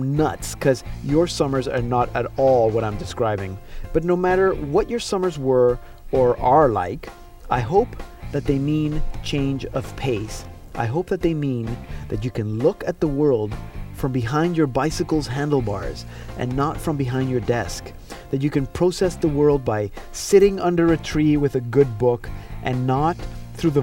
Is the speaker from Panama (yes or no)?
yes; Panama; I grew up in Panama, so going to the beach is part of day-to-day